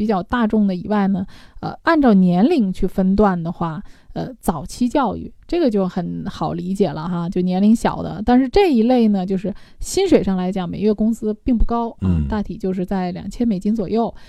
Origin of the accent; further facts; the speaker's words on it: China; 我们中国人